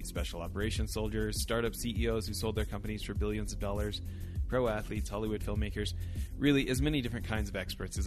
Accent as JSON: {"language": "English", "country": "Canada", "tie": "born or raised there", "moved": "yes", "lives_now": "Utah, United States", "said": "I grew up in Canada"}